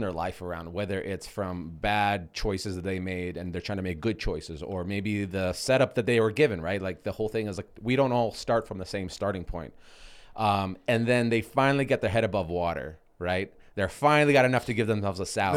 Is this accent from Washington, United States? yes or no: yes; Seattle, Washington, United States; moved away; I grew up in Seattle